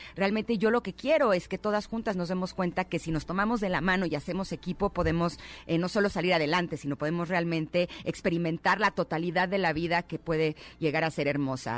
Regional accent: Mexico City, Mexico; Yo nací aquí en, en la Ciudad de México, aquí he vivido toda mi vida.

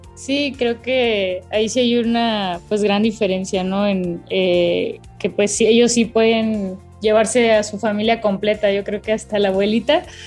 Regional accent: Los Cabos, Baja California Sur, Mexico; now in Mexico City, Mexico; Mis papás se, se quedaron en, en, Los Cabos, de donde soy

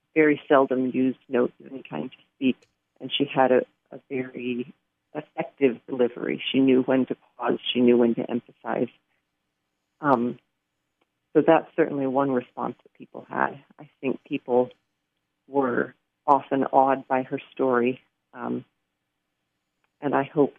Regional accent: Pacific Northwest, United States; I have grown up in the Pacific Northwest, and don't use an umbrella when I go out in the rain.

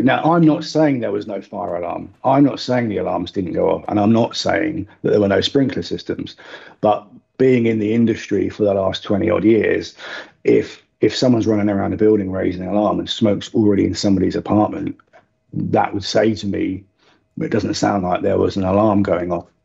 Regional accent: United Kingdom; now in United Arab Emirates; as, as Brit expats

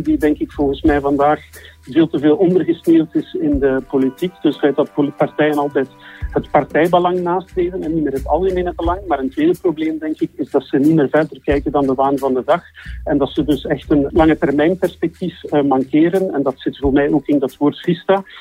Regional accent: Flanders, Belgium; Wij voelen ons Vlamingen, wij zijn Vlamingen

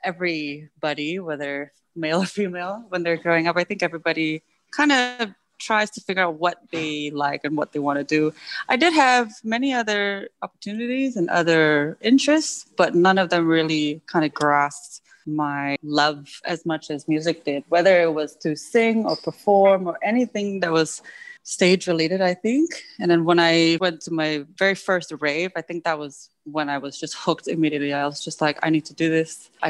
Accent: United States; And I think growing up in the States kind of helped almost boost it a little bit because the variety of music is so wide

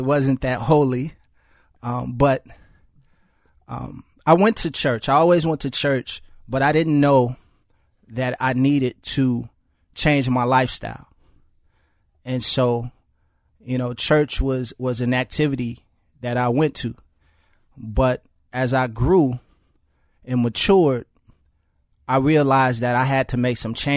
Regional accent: Chicago, Illinois, United States; I grew up in Chicago public housing

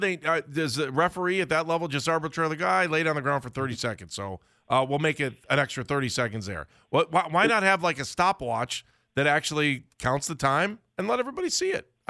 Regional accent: Cleveland Heights, Ohio, United States; Yeah, I mean, as a young lad growing up in Cleveland Heights, you know, man, I was always worried about head injuries.

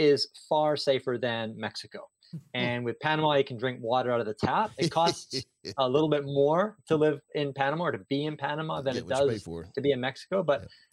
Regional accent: Canada; moved away as an adult; also born or lived in Singapore; I grew up in Canada, and I was a public school teacher there

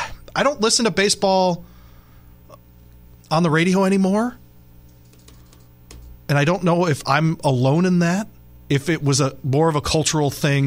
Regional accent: Western Michigan, United States; also born or lived in Detroit, Michigan; because of where I grew up in Western Michigan, we were halfway between Chicago and Detroit. So I was born in Detroit. My family's from Detroit.

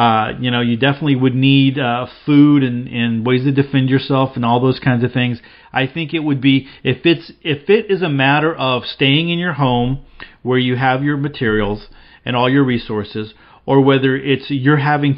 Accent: North Carolina, United States; I grew up here in the Carolinas hunting and fishing the woods and lakes.

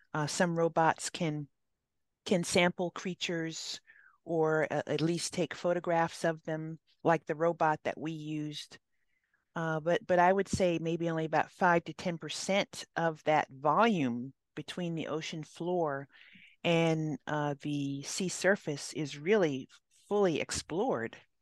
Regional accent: Hawaii, United States; now in California, United States; I grew up in Hawaii

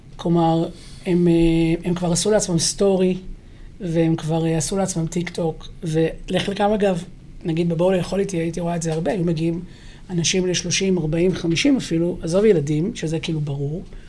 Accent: Haifa, Haifa District, Israel; אני גדלתי בבת גלים בחיפה, שכונה מעורבת

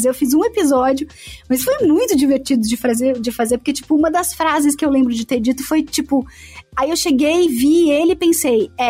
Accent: Santo André, São Paulo, Brazil; accent: paulista; eu como paulista, tendo nascido no estado de São Paulo, eu sou de Santo André, precisei neutralizar meu sotaque de paulista

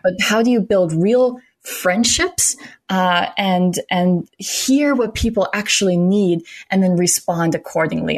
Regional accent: Minnesota, United States; also born or lived in South Carolina; now in Austin, United States; born in South Carolina. I grew up in Minnesota and now I'm here in Austin, Texas.

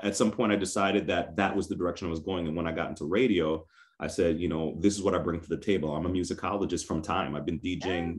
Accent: New York City, New York, United States; I grew up in New York City

